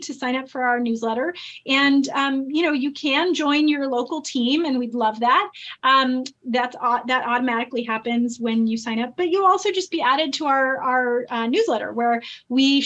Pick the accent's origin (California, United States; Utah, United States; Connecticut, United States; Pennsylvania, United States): California, United States; I grew up in California